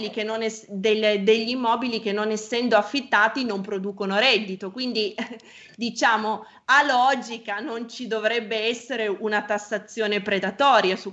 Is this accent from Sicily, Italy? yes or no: no; Piedmont, Italy; io come sa sono piemontese